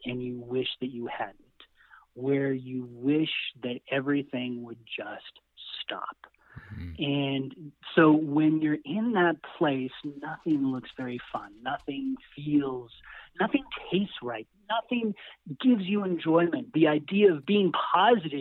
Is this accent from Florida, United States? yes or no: no; San Luis Valley, Colorado, United States; we come from the San Luis Valley in Colorado